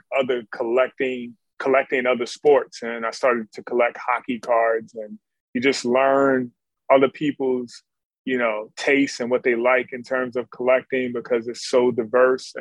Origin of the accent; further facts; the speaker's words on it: Philadelphia, Pennsylvania, United States; in my neighborhood where I grew up in North Philly